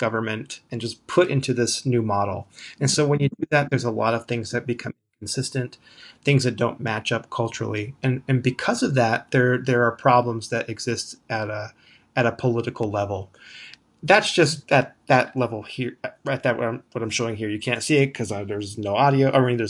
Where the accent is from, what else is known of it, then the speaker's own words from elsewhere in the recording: Kearns, Utah, United States; I'm from Kearns, Utah, which is a suburb of Salt Lake City. It's out there on Salt Lake City's west side. It's, I'd say, maybe low income to middle income area. My father is from the Navajo Nation.